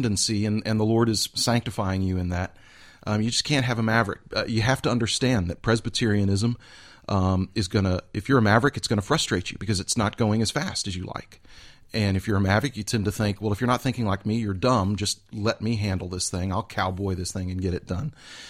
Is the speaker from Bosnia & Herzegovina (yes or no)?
no; Houston, Texas, United States; I grew up in Houston, Texas.